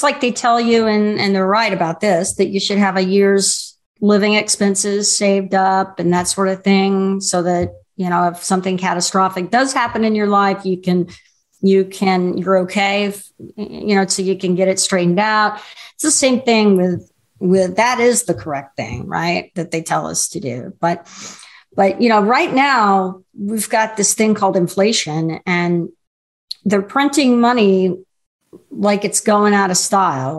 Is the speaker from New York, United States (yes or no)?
no; Houston, Texas, United States; I grew up in Houston